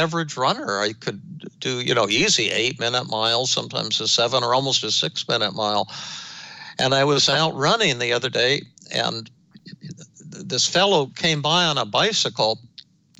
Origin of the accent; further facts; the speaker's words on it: Denver, Colorado, United States; when I was growing up in Denver